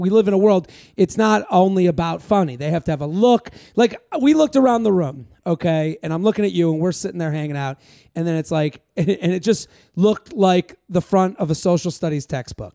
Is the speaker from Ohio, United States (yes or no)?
no; Boston, Massachusetts, United States; now in New York, United States; when I moved here from Bo-, Boston